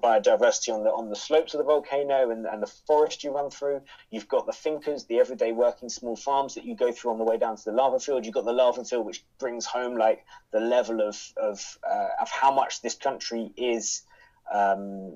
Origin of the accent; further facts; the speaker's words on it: United Kingdom; As a British person